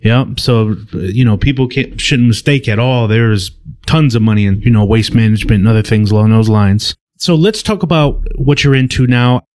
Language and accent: English; Milwaukee, Wisconsin, United States; I was born and raised in Milwaukee, Wisconsin